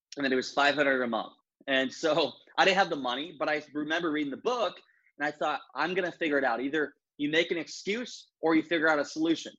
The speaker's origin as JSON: {"language": "English", "region": "Northeast Iowa", "country": "United States", "tie": "born or raised there", "moved": "as an adult", "lives_now": "Edina, United States", "said": "I grew up in Northeast Iowa"}